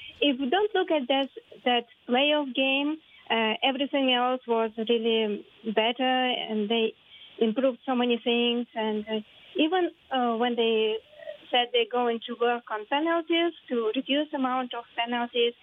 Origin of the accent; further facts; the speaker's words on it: Russia; I'm always lived in Russia